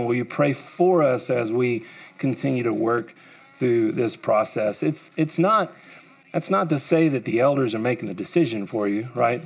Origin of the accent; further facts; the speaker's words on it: United States; I grew up here in Wise County.